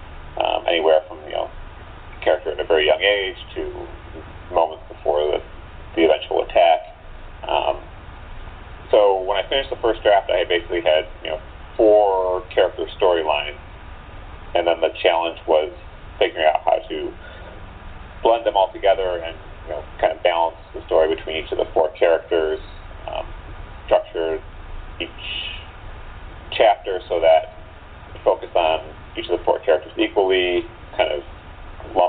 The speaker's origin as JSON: {"language": "English", "town": "Chicago", "region": "Illinois", "country": "United States", "tie": "born or raised there", "also_born_or_lived": "Evanston, Illinois", "said": "my hometown of Chicago"}